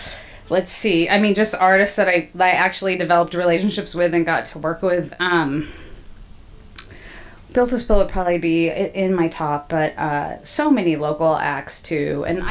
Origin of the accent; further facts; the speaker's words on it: Salem, Oregon, United States; also born or lived in Eugene, Oregon; I was born in Salem